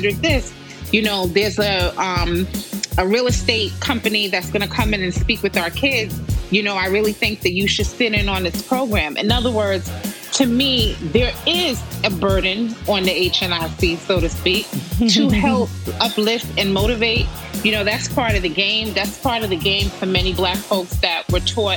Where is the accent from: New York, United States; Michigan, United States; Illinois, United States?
New York, United States; New York City; as a New Yorker, you know, you finish high school